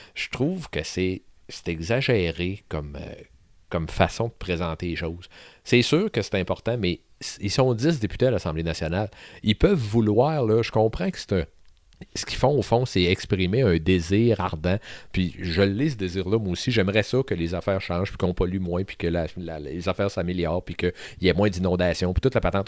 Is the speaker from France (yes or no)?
no; Sainte-Marie, Quebec, Canada; je suis un gars qui a grandi à Sainte-Marie-de-Beauce.